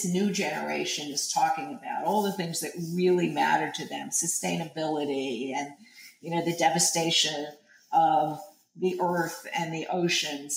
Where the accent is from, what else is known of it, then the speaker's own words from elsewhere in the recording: New York City, New York, United States; I grew up in Greenwich Village. I grew up on 10th Street